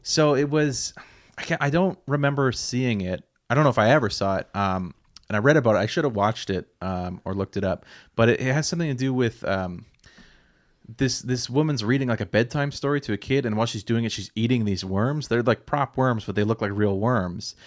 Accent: Nova Scotia, Canada; growing up in Nova Scotia

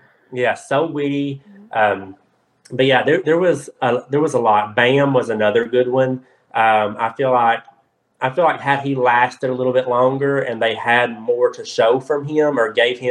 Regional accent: Kentucky, United States; I'm from Kentucky

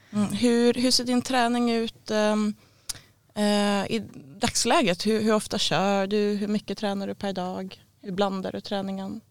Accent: Sweden; jag var svensk

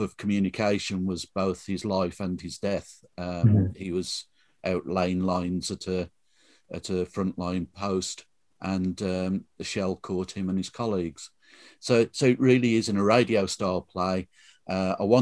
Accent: Tipton, West Midlands, United Kingdom; accent: Black Country; I was brought up in Tipton, so we've got much more flatter sounds

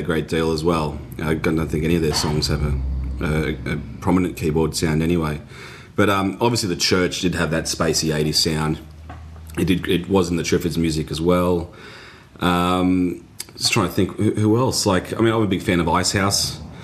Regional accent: Australia

